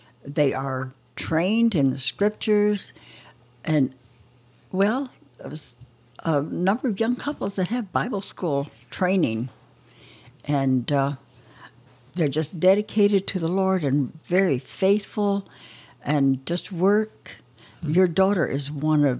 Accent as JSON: {"language": "English", "region": "Oklahoma", "country": "United States", "tie": "born or raised there", "moved": "as an adult", "said": "I grew up in Oklahoma"}